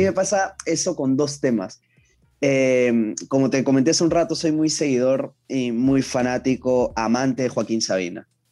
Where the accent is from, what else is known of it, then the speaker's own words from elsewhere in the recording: Ventanilla, Callao, Peru; nací en el Callao, para ser exactos, nací en Ventanilla